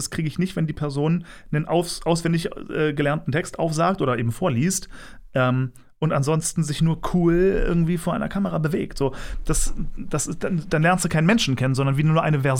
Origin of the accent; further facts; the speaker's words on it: Berlin, Germany; born there; Also, ich bin geboren in Berlin und äh, das war 1988.